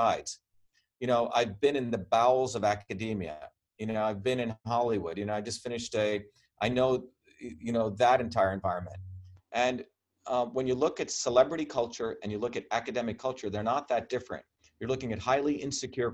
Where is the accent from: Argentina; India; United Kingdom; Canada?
India; also born or lived in Massachusetts; now in United States; I grew up in India in an environment where we were considered low caste